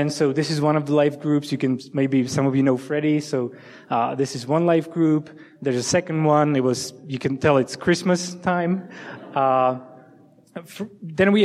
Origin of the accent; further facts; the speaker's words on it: Liberec, Liberec Region, Czechia; English is a second language; moved away as an adult; also born or lived in Olomouc; the city in the north that I'm originally from